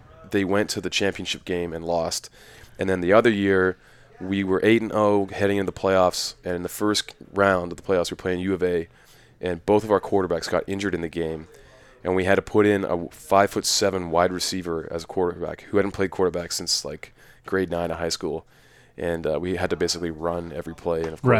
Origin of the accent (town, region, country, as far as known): Saskatoon, Saskatchewan, Canada; born or raised there; also born or lived in Australia